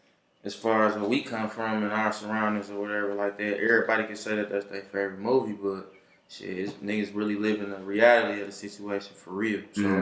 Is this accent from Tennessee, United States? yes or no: no; Michigan, United States; I'm from East